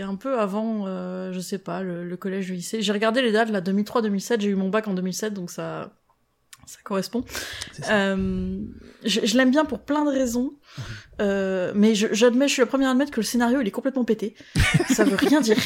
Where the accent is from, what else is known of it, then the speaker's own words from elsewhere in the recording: France; on est français